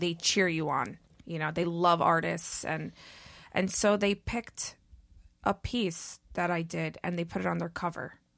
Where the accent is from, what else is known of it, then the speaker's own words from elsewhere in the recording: New York City, New York, United States; I grew up in New York City